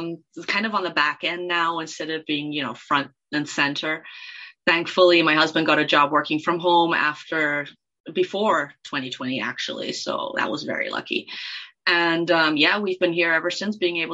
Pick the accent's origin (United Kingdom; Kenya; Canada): Kenya; And then when I was little, I spoke Swahili as well, because I grew up in Kenya.